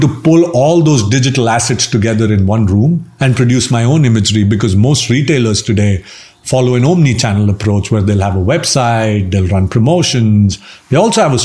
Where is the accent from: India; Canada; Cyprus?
India; So I'm Indian. We live with our parents even when we're older. Uh-huh. That's our culture